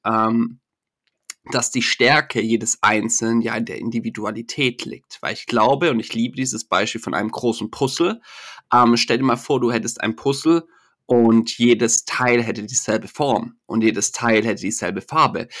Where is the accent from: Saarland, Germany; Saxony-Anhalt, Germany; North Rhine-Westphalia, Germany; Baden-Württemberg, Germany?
Baden-Württemberg, Germany; Stuttgart area; accent: Swabian; ich bin äh, aus dem Stuttgarter Raum, man hört es vielleicht auch ein bisschen, wenn der Akzent durchkommt